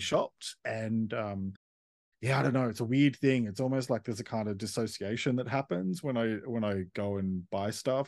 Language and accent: English; Sydney, New South Wales, Australia; moved away as an adult; also born or lived in Melbourne; I grew up in Sydney and then around the age of twenty-five moved to Melbourne